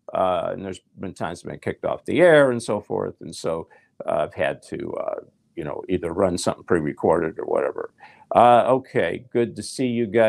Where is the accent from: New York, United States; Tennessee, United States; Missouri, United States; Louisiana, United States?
Tennessee, United States; Nashville; I'm from Nashville. I was a songwriter.